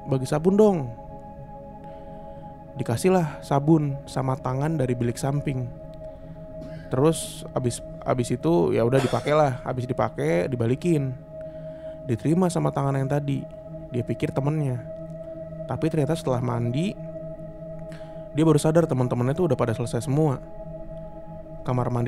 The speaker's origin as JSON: {"language": "Indonesian", "region": "East Java", "country": "Indonesia", "moved": "as an adult", "said": "saya ini anak daerah dari Jawa Timur dan pertama kali merantau, saya nggak mikir dua kali buat tinggal di asrama"}